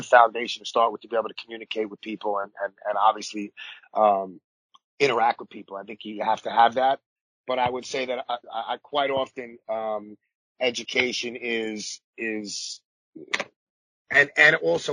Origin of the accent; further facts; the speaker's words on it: New York City, New York, United States; growing up in Coney Island, I was born in 77